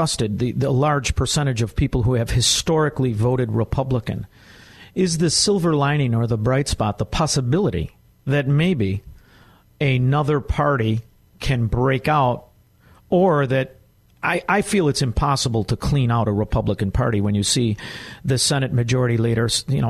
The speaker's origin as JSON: {"language": "English", "town": "Chicago", "region": "Illinois", "country": "United States", "also_born_or_lived": "Melrose Park", "said": "I'm also from Chicago"}